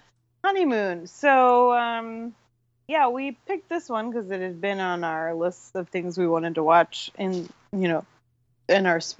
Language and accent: English; United States; I'm not British